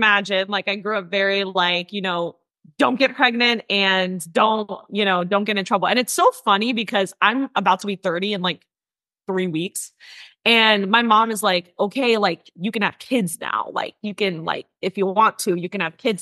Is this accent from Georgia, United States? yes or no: no; north of Manhattan, New York, United States; I grew up in New York, born and raised in New York. I grew up outside of the city. So I was about 45 minutes to an hour, depending on traffic, north of Manhattan